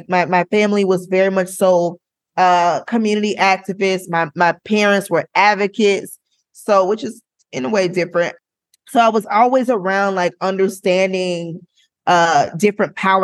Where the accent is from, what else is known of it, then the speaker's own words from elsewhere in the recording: Florida, United States; I'm from Florida